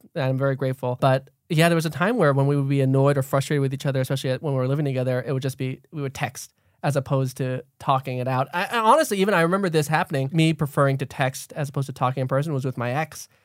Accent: Thailand; now in United States; I grew up in Thailand, being Lao

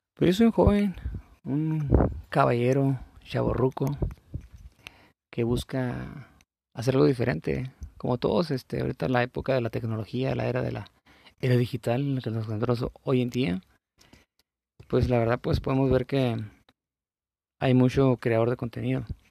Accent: La Paz, Baja California Sur, Mexico; yo soy de la, de la Paz, de la ciudad de La Paz, California

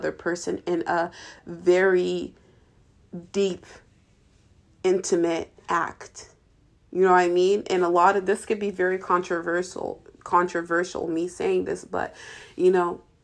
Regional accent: Ohio, United States; I am actually from Ohio

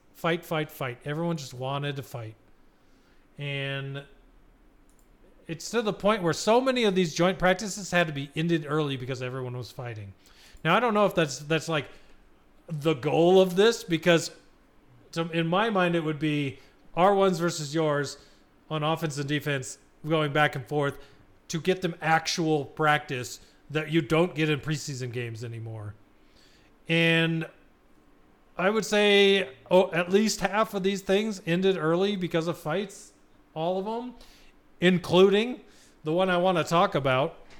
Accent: Arizona, United States; We're from Arizona

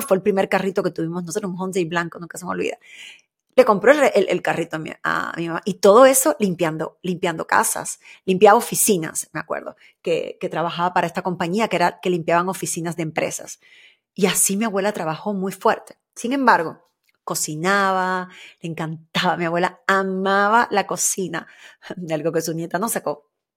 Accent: Havana, Cuba; el barrio donde yo nací, donde me crié, en Luyano, ahí en Cuba

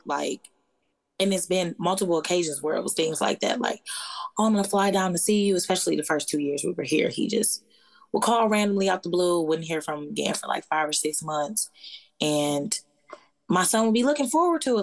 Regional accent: Detroit, Michigan, United States; moved away as an adult; I'm originally from Michigan, from Detroit.

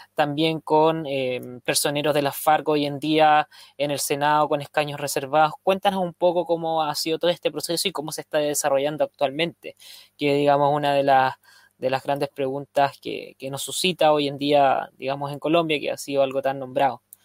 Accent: Chile; en mi país, en Chile

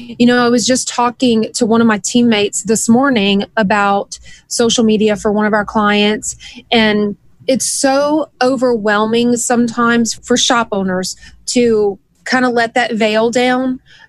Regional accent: the South, United States; Maybe it was the way I was raised way down in the South. Like, we're just wide open.

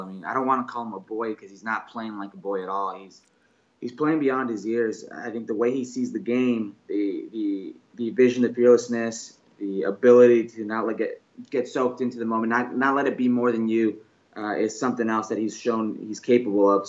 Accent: Las Vegas, Nevada, United States; now in Los Angeles, United States; my hometown

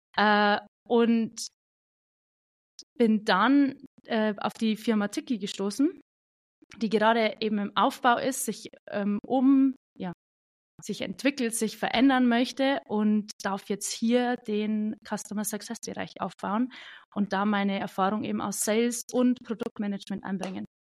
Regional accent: Bavaria, Germany; Ich bin aus dem wunderschönen Bayern, aus äh, der kleinsten Kreisstadt Bayerns tatsächlich.

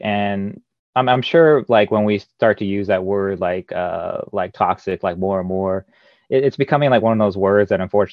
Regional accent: Arizona, United States; I say that as somebody who's born and raised in Arizona.

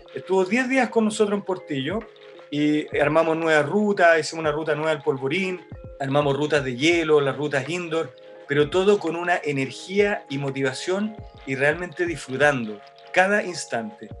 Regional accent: Chile; soy de Chile, somos unos amigos, escaladores

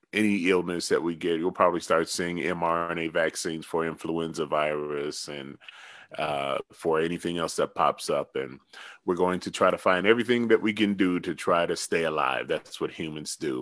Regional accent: the South, United States; I'm from the South.

